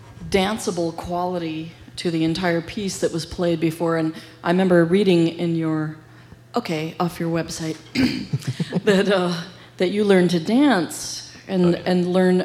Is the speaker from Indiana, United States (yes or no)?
yes; Bloomington, Indiana, United States; Indiana? Midwest. I was born in Indiana.